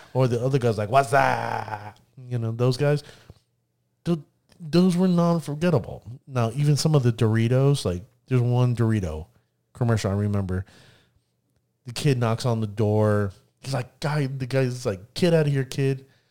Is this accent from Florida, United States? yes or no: yes; Orlando, Florida, United States; Me being born and raised in Orlando, Florida